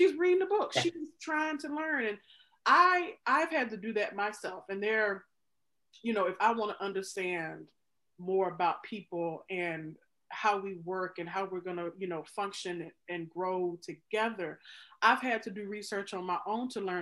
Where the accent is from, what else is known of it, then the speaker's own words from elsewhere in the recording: Mississippi, United States; moved away as an adult; now in Chicago, United States; I grew up in Mississippi, the state that had the most African Americans move from it during the Great Migration.